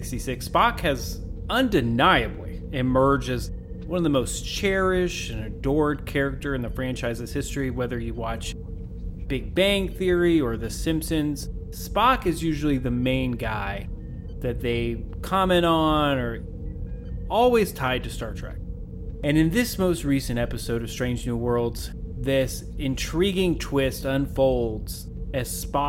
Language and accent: English; Kentucky, United States; I'm from Kentucky